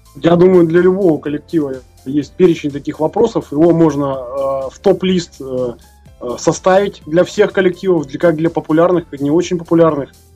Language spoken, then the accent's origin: Russian; Irkutsk, Irkutsk Oblast, Russia; мы из Иркутска